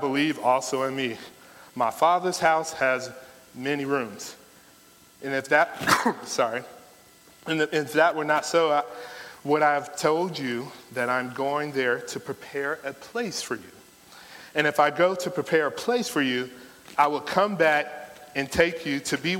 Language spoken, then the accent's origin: English; Florida, United States; moved away; I'm not from here. I'm from Florida. Town of the Mickey Mouse.